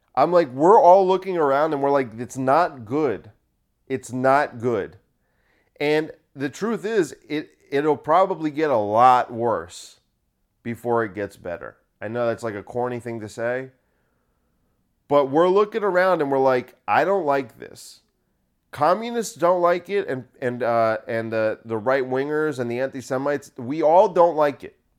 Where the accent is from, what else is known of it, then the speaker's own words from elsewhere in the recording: United States; I'm only, like, the third generation that's been here